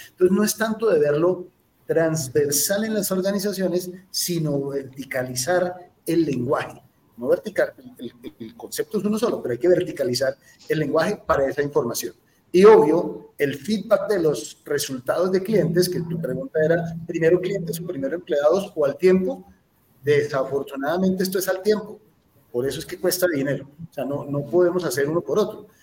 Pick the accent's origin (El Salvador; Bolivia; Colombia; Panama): Colombia; siendo colombiano